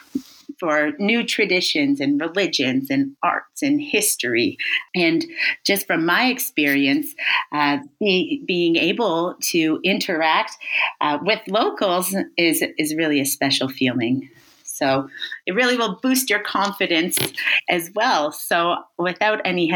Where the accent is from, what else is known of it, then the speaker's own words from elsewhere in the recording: Thorold, Ontario, Canada; moved away as an adult; now in Paris, France; my hometown is Thorold, Ontario, which is just next door to Brock